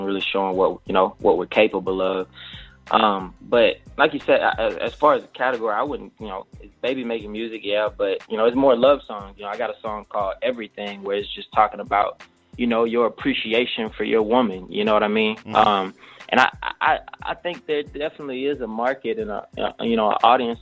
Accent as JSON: {"language": "English", "town": "Montgomery", "region": "Alabama", "country": "United States", "moved": "yes", "lives_now": "Houston, United States", "said": "I'm from Alabama, Gumtown, 334-36108."}